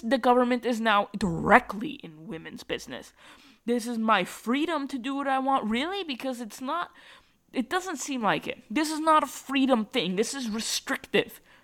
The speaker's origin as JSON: {"language": "English", "region": "Massachusetts", "country": "United States", "tie": "born or raised there", "said": "I grew up in Massachusetts and I live where I live"}